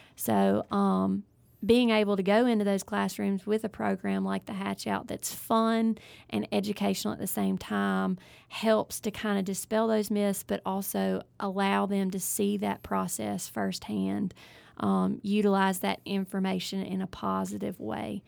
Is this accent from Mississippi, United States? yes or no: yes; Ellisville, Mississippi, United States; I am originally from South Mississippi, Ellisville area